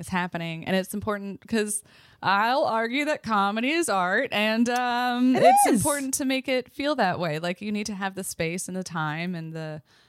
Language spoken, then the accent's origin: English; Port Colborne, Ontario, Canada; moved away; I'm from Port Colborne, Ontario, and that is in the Niagara region down on Lake Erie.